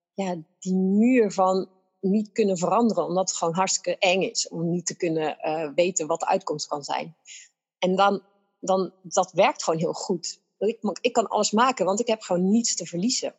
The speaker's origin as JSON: {"language": "Dutch", "country": "Netherlands", "said": "wij zijn Nederlanders"}